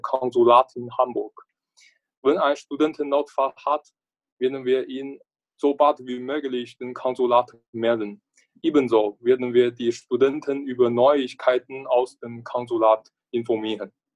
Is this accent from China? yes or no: yes; northern China, China; German is a second language; moved away as an adult; now in Braunschweig, Germany; komme aus China. Meine Heimatstadt liegt im Norden Chinas